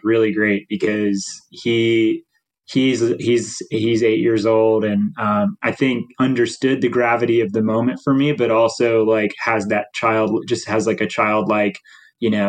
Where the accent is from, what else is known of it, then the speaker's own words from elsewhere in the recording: Nashville, Tennessee, United States; moved away; I'm from Nashville originally